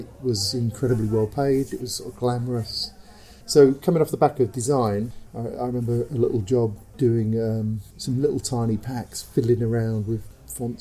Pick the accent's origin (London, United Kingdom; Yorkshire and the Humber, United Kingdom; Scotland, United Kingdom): London, United Kingdom; I come from Shoreditch